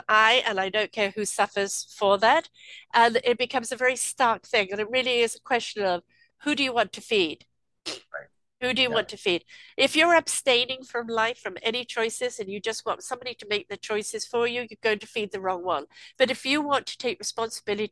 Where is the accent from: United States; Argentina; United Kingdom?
United Kingdom; England; I'm from England